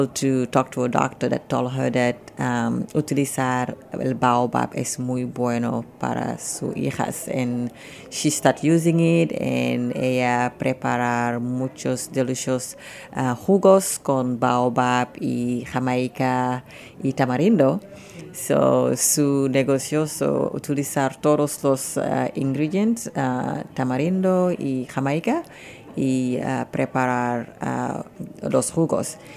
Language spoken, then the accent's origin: Spanish; Senegal; Spanish is a second language; moved away; Eh, yo soy de Senegal